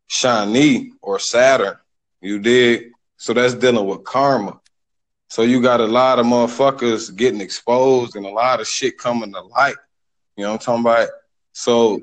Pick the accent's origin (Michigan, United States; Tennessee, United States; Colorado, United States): Michigan, United States; Detroit; now in Houston, United States; I'm from Detroit, but I live in Houston